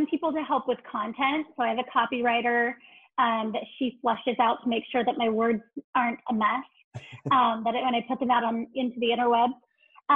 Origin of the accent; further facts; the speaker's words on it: California, United States; moved away as an adult; now in Gig Harbor, United States; being a Californian in the Pacific Northwest